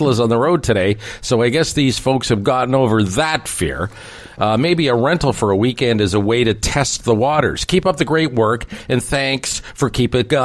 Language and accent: English; Toronto, Ontario, Canada; when I grew up in Scarborough